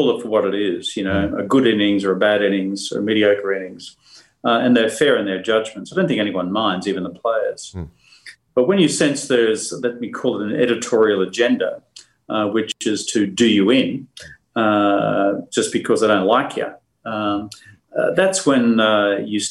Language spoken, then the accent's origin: English; Australia; growing up in the Great Australian School of Hard Knocks